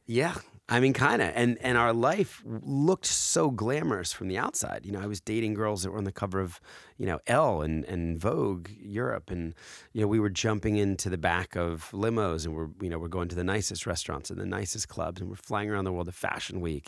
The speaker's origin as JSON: {"language": "English", "region": "New Jersey", "country": "United States", "tie": "born or raised there", "also_born_or_lived": "Philadelphia, Pennsylvania", "said": "when I was four, uh, we moved, uh, to a, a drab gray house in South Jersey"}